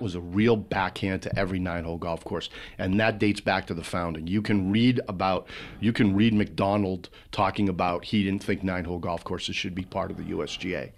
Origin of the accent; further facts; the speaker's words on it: central Massachusetts, United States; I grew up in central Massachusetts on the Connecticut border